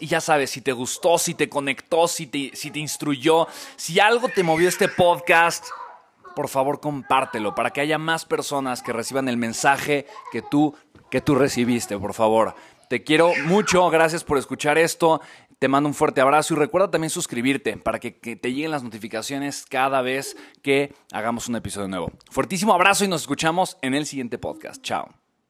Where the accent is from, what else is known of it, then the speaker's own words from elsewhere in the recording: Mexico; somos mexicanos